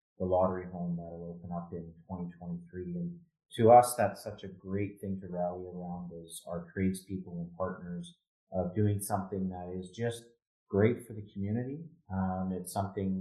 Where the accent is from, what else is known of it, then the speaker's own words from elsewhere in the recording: Edmonton, Alberta, Canada; now in Calgary, Canada; I grew up in Edmonton, and I moved to Calgary in 1996.